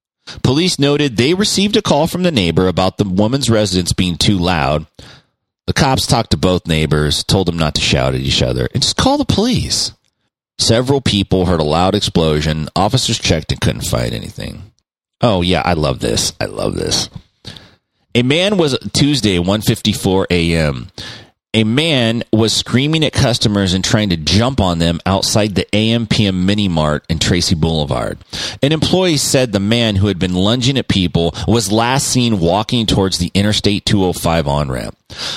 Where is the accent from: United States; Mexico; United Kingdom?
Mexico; I'm here from Mexico.